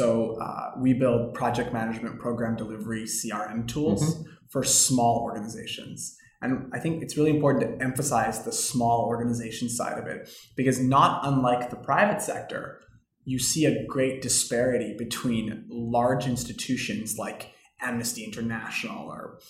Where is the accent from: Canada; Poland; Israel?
Canada; I'm just Canadian